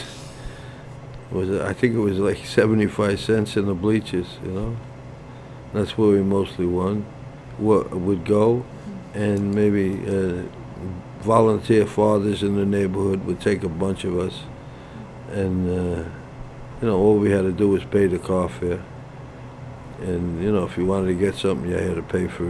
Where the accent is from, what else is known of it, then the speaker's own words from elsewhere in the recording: New York City, New York, United States; also born or lived in Red Hook, Brooklyn / East Flatbush, Brooklyn / Canarsie, Brooklyn; I was born in Holy Family Hospital in South Brooklyn